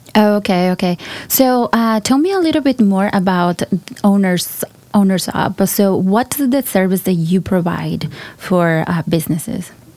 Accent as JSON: {"language": "English", "region": "Colima", "country": "Mexico", "tie": "born or raised there", "also_born_or_lived": "California", "second_language": "English", "moved": "as an adult", "lives_now": "United States", "said": "I'm from Colima, Mexico. Uh, I was born in California, but grew up with my grandma"}